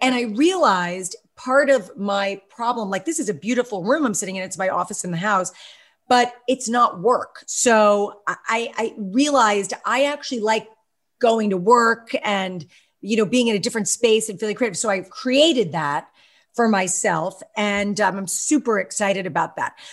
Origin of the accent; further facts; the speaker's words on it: Westchester County, New York, United States; I grew up in Westchester County